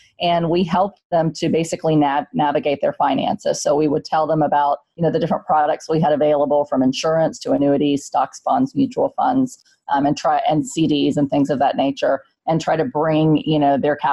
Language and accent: English; San Antonio, Texas, United States; moved away as an adult; now in Pennsylvania, United States; I grew up in Section 8 housing in San Antonio, Texas.